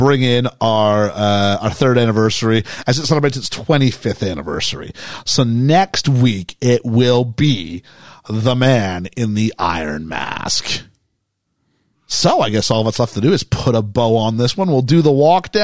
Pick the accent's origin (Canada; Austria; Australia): Canada; now in United Kingdom; I'm Canadian